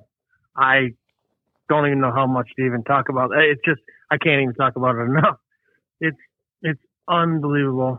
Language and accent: English; Lake Orion, Michigan, United States; moved away as an adult; now in Oxford, United States; I'm from Orion